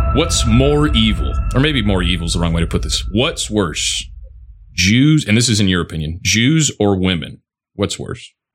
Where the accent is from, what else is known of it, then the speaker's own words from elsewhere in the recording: Toledo, Ohio, United States; moved away; also born or lived in Knoxville, Tennessee; I lived in Tennessee, out near Knoxville, but uh, I grew up in Toledo, right by the Ohio Michigan border.